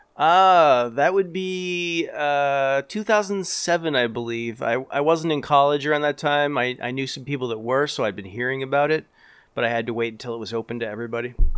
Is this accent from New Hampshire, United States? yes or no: yes; New Hampshire, United States; I am from New Hampshire